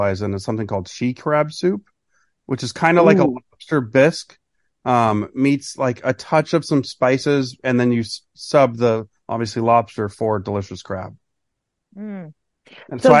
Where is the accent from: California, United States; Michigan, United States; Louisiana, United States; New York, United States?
California, United States; now in Texas, United States; I've lived in Texas for a long, long time now, but I'm from California.